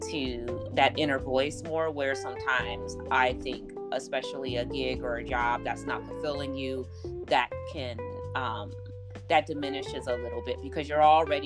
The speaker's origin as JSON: {"language": "English", "town": "Chicago", "region": "Illinois", "country": "United States", "moved": "yes", "lives_now": "Los Angeles, United States", "said": "I'm from Chicago"}